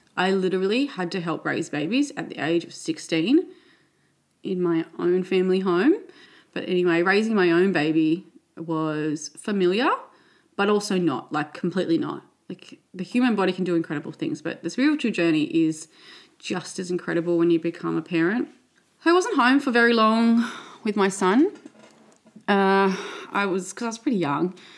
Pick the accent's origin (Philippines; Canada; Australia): Australia; Sydney, New South Wales; I grew up in Western Sydney with three sisters, parents. I went to primary school and high school here in Western Sydney